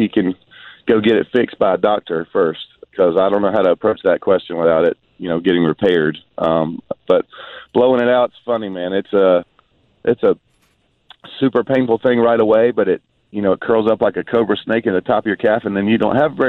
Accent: St. Simons Island, Georgia, United States; also born or lived in Brunswick; Is my where I was grown up and born and raised on St. Simon's Island, and born in Brunswick and lived on St. Simon's my whole life. It's a wonderful vacation town.

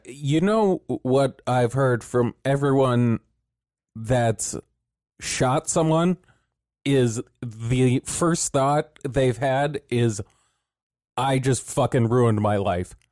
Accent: California, United States; we come from California

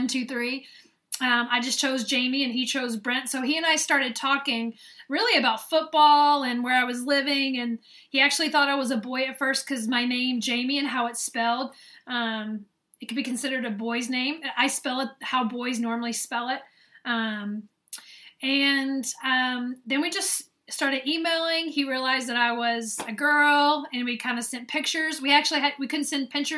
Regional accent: the South, United States; accent: Southern; now in northern United States; when I was growing up in the South

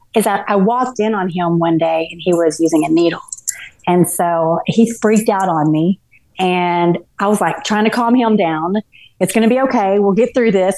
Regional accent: Garland, Texas, United States; also born or lived in Dallas, Texas / Mesquite, Texas; I grew up, I was born in Dallas and um, was pretty much raised in Garland, Texas

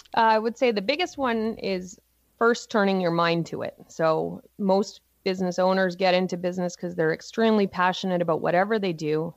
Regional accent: Cole Harbour, Nova Scotia, Canada; I grew up on the east coast of Canada in Nova Scotia in a little place called Cole Harbor.

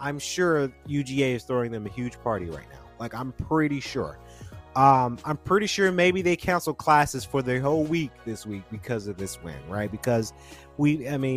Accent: Georgia, United States; we're from Georgia

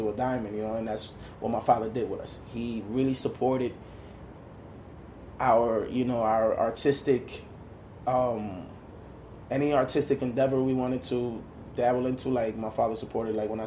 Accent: Saint Petersburg, Russia; born there; I was born in Russia, born in St. Petersburg. Oh, wow. You know, used to be Leningrad when I was born, and you know that was during the communist time.

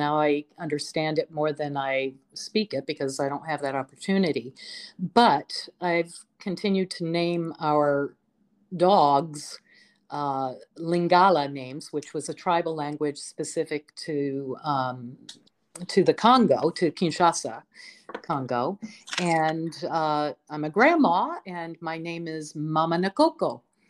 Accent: Detroit, Michigan, United States; I am originally from Detroit, Michigan. I was adopted at birth.

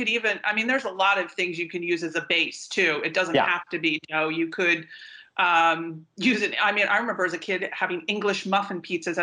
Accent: East Coast, United States; moved away; I grew up mostly on the East Coast

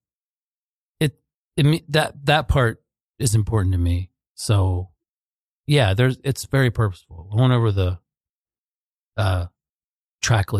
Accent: New Castle, Pennsylvania, United States; moved away; where I grew up in Newcastle. I'm from Newcastle, Pennsylvania

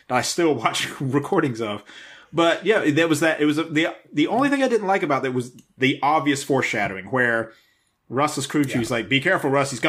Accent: the South, United States; to me, growing up in the South, watching NASCAR in the 80s, I, enjoy it.

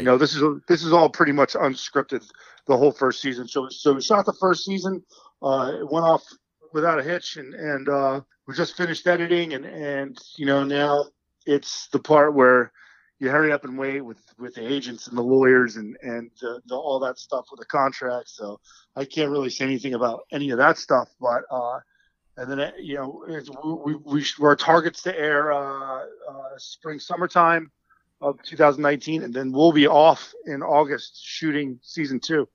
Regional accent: New Jersey, United States; accent: New Jersey; I'm an Italian from Central Jersey.

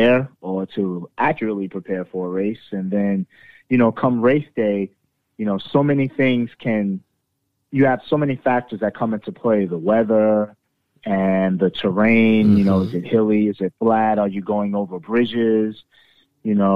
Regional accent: New York City, New York, United States; also born or lived in Queens, New York; I was born and raised a Brooklynite, lived there the majority of my life

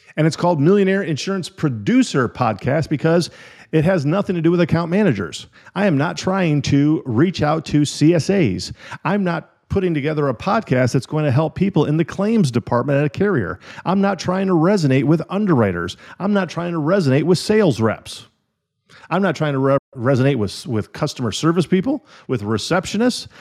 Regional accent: Illinois and Wisconsin, Midwest, United States; moved away; also born or lived in California; When I was a little kid, I grew up in Illinois and Wisconsin.

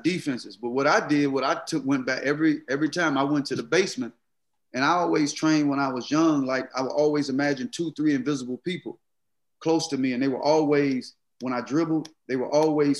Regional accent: Mississippi, United States; growing up in Mississippi

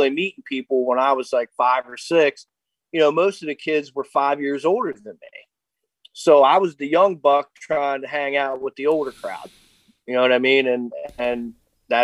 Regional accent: Harrisburg, Pennsylvania, United States; I grew up Harrisburg area. I grew up down in Lawton.

